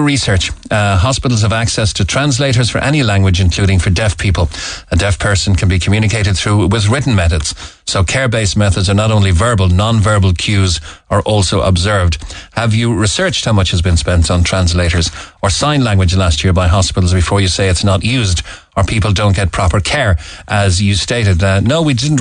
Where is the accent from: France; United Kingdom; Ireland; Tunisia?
Ireland; Cork, Munster; we are from Cork